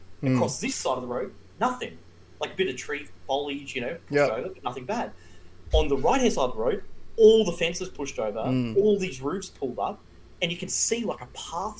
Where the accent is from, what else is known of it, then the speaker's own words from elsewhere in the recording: Tamborine Mountain, Queensland, Australia; we grew up on Tamborine Mountain.